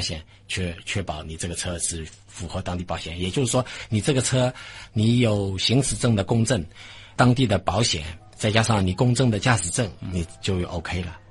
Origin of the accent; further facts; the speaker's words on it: China; 我们中国人